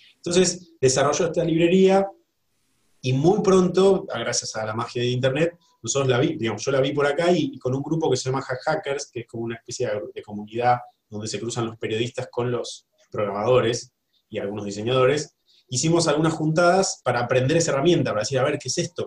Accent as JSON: {"language": "Spanish", "country": "Argentina", "said": "como decimos los argentinos"}